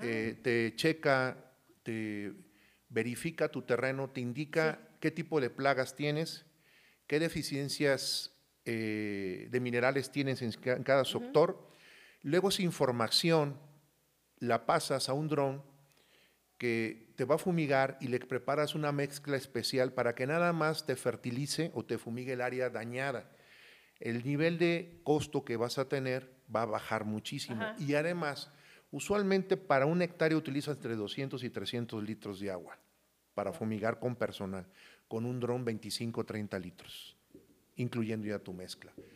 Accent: Coatzacoalcos, Veracruz, Mexico; also born or lived in Yurécuaro, Michoacán; yo soy de un lugar que se llama Yurecuaro, Michoacán, me crié mucho tiempo en Coaxacualcos, Veracruz.

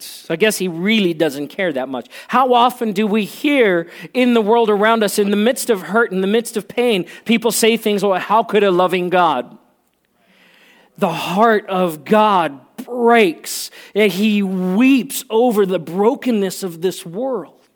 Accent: South Africa; moved away; I grew up in South Africa where, um, and I learned Afrikaans when, when I grew up

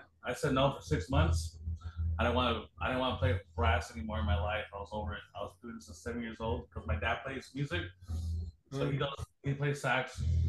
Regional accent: Los Angeles, California, United States; Well, me, I'm right here from Los Angeles, California. Pretty much raised in South Bay, California. Then from there. I live in different cities, but most of my life is South Bay.

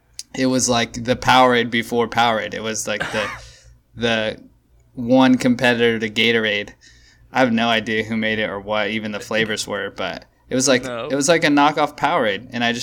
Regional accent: Modesto, California, United States; When I was a young gun, I played a lot of Pop Warner baseball. All right. I'm from Modesto.

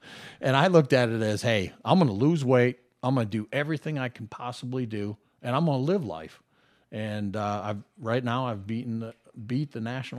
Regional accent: Las Vegas, Nevada, United States; But being blessed growing up in Las Vegas, as the community grew, so did our contracts

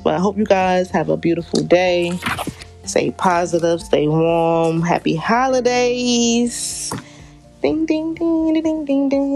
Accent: New York City, New York, United States; I am from Southside, Jamaica, Queens.

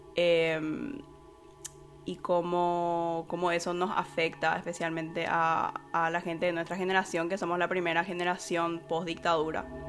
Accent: Paraguay; moved away as an adult; now in Canada; cuando yo salí de Paraguay

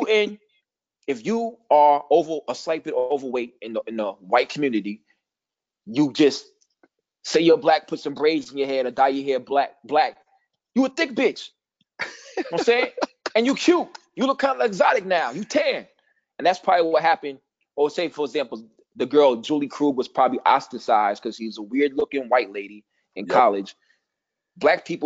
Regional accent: Missouri, United States; I ain't from Kansas, but I'm from Missouri.

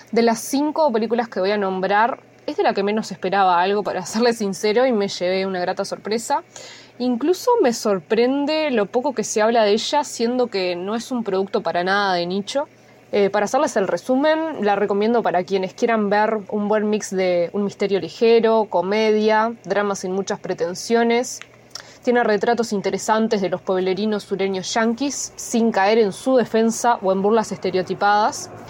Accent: Uruguay; Hola, bueno, buenas mañanas, tardes o noches para todos. … de Uruguay.

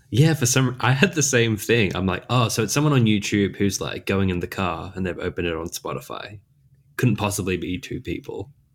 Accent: Australia; accent: mild Australian; a person who lives in Australia, I've got a pretty mild accent

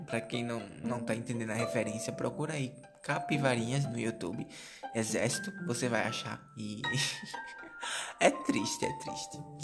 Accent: Brazil; a gente é brasileiro

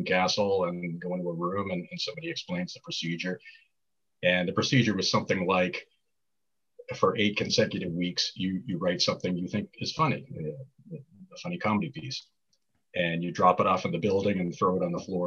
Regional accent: Boston, Massachusetts, United States; moved away as an adult; also born or lived in White Plains, New York / New York area; I grew up in Boston, city of Boston, the West Roxbury neighborhood.

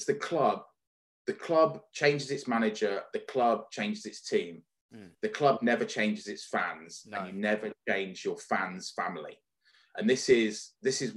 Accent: the north of England, United Kingdom; We lived in the north of England. We didn't live in London. I'm not a Londoner. We didn't live too far away from Liverpool.

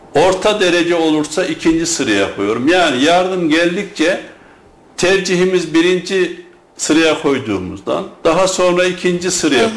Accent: Germir, Kayseri Province, Turkey; ben Germir doğumluyum ve Germir sevdalısı biri olarak

